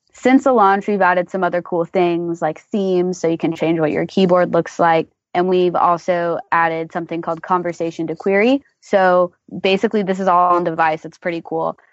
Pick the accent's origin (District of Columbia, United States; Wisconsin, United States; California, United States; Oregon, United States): Oregon, United States; Portland; moved away as an adult; also born or lived in Austin, Texas; I grew up in Portland, Oregon, and then I went to the University of Texas at Austin where I studied computer science.